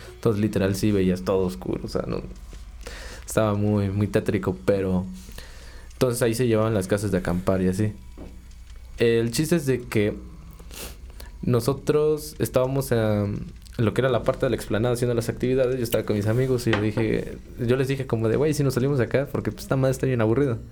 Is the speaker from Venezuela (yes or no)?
no; Cuautla, Morelos, Mexico; yo vivo desde bueno, desde que nací acá